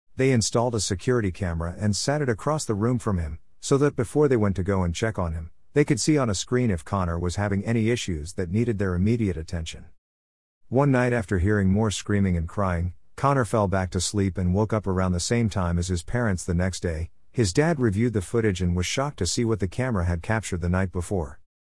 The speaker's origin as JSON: {"language": "English", "region": "England", "country": "United Kingdom", "tie": "born or raised there", "also_born_or_lived": "Farnham, Surrey", "said": "Growing up in England"}